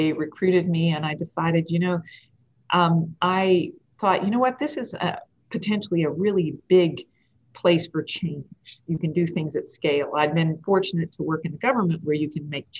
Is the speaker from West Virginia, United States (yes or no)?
yes; Hinton, West Virginia, United States; moved away as an adult; also born or lived in Seattle; I'm from Hinton, Three Rivers and the Lake